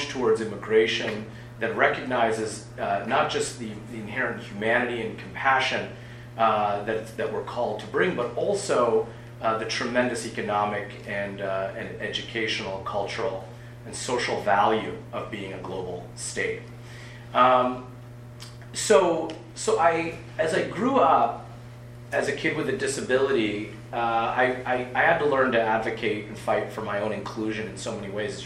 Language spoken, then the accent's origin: English; Washington, United States; also born or lived in Maryland; we moved from Maryland back to Washington State, where we had roots